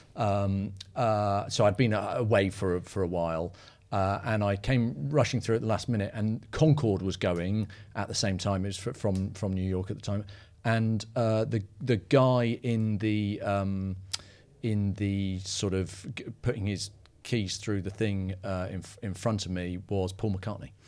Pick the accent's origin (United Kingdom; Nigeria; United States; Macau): United Kingdom; being British